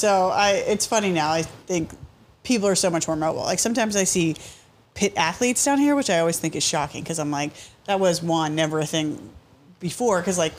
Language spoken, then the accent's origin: English; Somerset, Pennsylvania, United States; moved away as an adult; also born or lived in South Side, Pittsburgh, Pennsylvania; now in Pittsburgh, United States; No, I grew up in Somerset, Pennsylvania, and then went to Duquesne University.